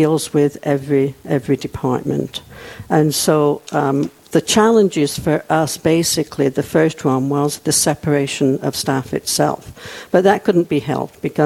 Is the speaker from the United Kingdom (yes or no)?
yes; England, United Kingdom; moved away as an adult; also born or lived in Germany; now in Rapid City, United States; I was born and raised in England